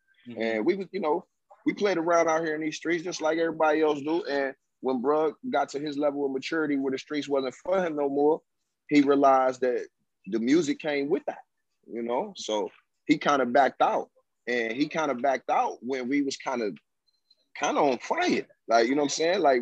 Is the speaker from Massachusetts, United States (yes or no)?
no; Laurinburg, North Carolina, United States; I'm from Laurinburg, North Carolina